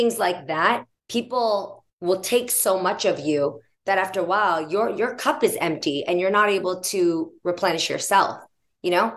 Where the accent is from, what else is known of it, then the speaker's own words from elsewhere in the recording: San Jose, California, United States; moved away as an adult; also born or lived in San Francisco; now in Los Angeles, United States; I'm from the Bay Area. So I moved from San Jose. Then I moved to San Francisco when I was 16, started my career there, and then moved to LA. The Bay Area is where I call home